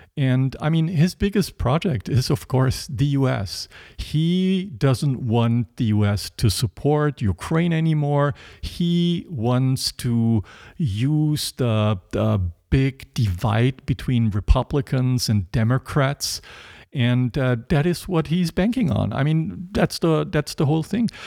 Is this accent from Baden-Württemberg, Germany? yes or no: yes; near Stuttgart, Baden-Württemberg, Germany; I grew up in West Germany, near Stuttgart. Uh, that's in the southwest